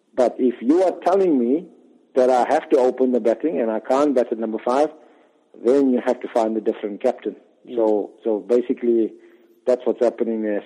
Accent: Port Elizabeth, Eastern Cape, South Africa; where I grew up in Port Elizabeth

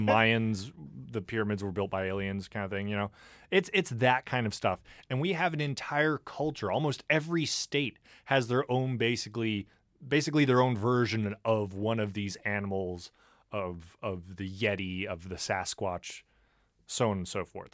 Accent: United States; We're from America.

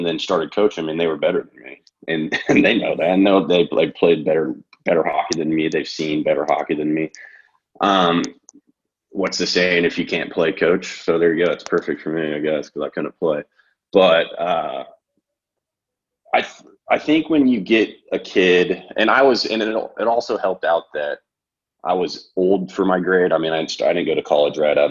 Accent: Wichita, Kansas, United States; also born or lived in Marquette, Michigan / Lawrence, Kansas; I'm from Kansas, from Wichita

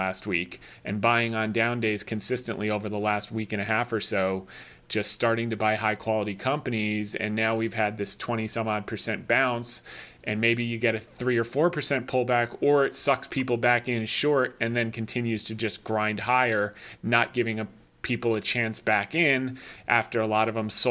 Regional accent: New Jersey, United States; I grew up in Jersey

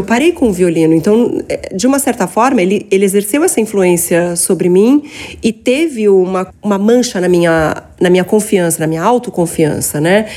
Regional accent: São Paulo, Brazil; Eu sou paulistana.

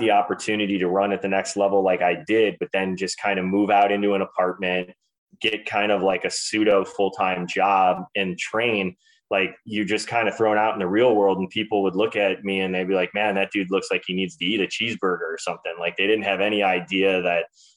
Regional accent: Cleveland, Ohio, United States; a local guy from Cleveland

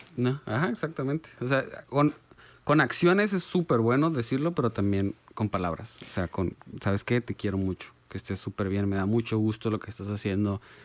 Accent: Mexico; como mexicanos tenemos el estigma de macho y macho

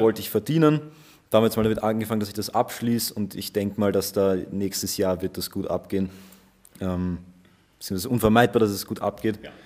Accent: Vienna, Austria; ich bin aus Österreich, aus Wien.

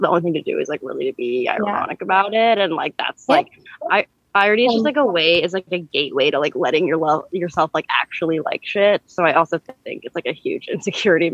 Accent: Manhattan Beach, California, United States; now in New York, United States; I'm from Manhattan Beach, California.

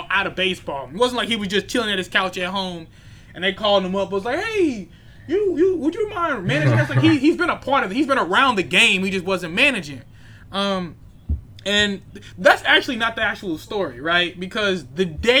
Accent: St. Louis, Missouri, United States; I'm from St. Louis

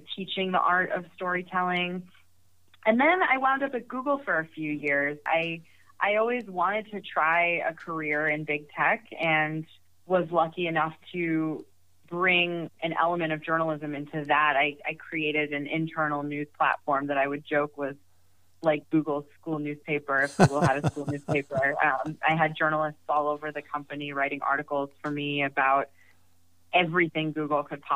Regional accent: Hartford, Connecticut, United States; moved away as an adult; also born or lived in Evanston, Illinois; now in San Francisco, United States; an internship at my hometown paper, which was the Hartford Currents in Connecticut

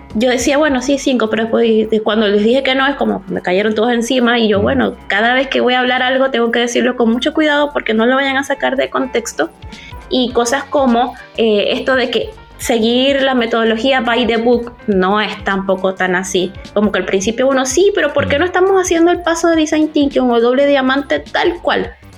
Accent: Venezuela; moved away as an adult; now in Chile; estoy, viviendo en Chile desde hace siete años, pero soy venezolana

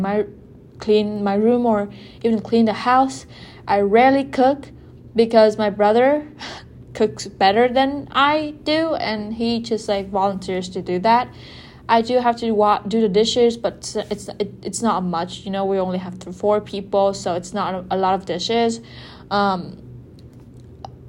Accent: Vietnam; first language Vietnamese; English is a second language; moved away; Vietnam is like a very familiar environment for me. You know, the food is familiar, the language, I literally like, that's my mother tongue

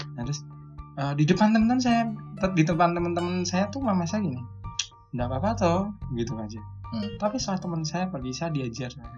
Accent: Yogyakarta, Special Region of Yogyakarta, Indonesia; Jogja saya, Jogja asli

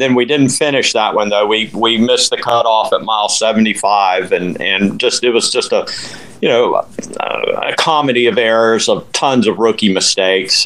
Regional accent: Winter Haven, Florida, United States; also born or lived in Colorado / Lakeland, Florida; I'm from Winter Haven

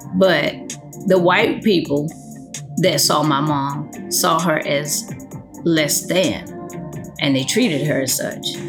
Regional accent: United States; born in the States versus born in Honduras

